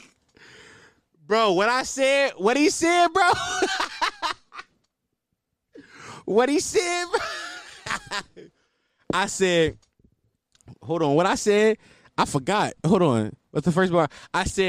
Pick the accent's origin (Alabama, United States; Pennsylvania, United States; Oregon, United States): Pennsylvania, United States; Philadelphia; I'm from West Oak Lane